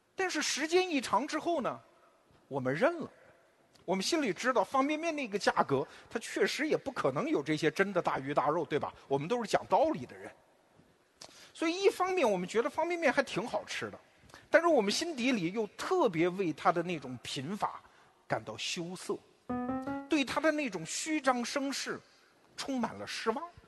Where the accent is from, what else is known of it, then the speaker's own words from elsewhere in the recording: China; 我们中国人